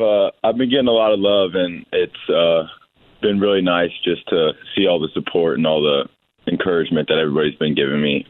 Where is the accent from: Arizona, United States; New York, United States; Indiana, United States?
Indiana, United States; Bloomington; I grew up in Bloomington